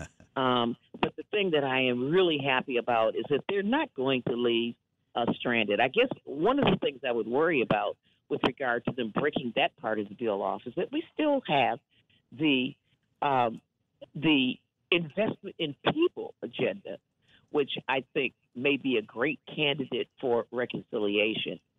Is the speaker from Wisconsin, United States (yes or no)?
yes; Wisconsin, United States; You know, I hail from Wisconsin, and of course, I grew up in a culture of clean air and clean water